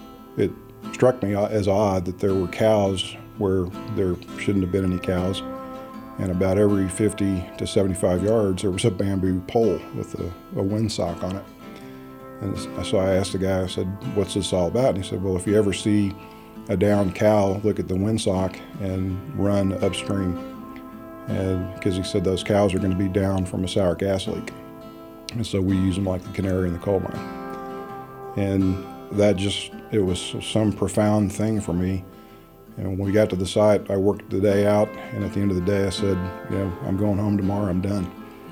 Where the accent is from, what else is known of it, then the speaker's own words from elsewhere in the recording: Midland, Texas, United States; born there; I was born in Midland, Texas, in the heart of the Permian Basin. And I've lived everywhere in Texas that has an Air Force base is one way to look at things.